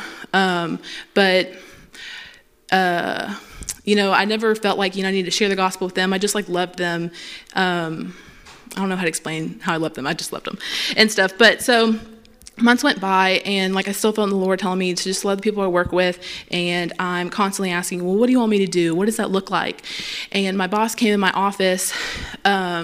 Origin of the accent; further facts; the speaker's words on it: Pineville, Louisiana, United States; I'm from here